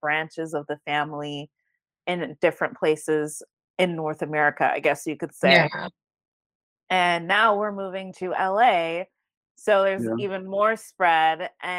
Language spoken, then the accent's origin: English; Jamaica; also born or lived in Connecticut; now in Atlanta, United States; because I'm Jamaican immigrant. My parents, right now they live in Connecticut where there's a thriving Jamaican community, fun fact. And we all moved to the Metro Atlanta area back in like 2007.